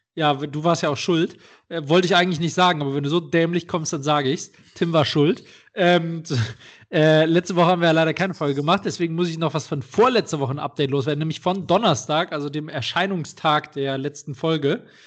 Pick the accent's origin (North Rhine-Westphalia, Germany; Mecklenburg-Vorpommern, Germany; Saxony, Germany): North Rhine-Westphalia, Germany; Düsseldorf; in meiner Heimatstadt in Düsseldorf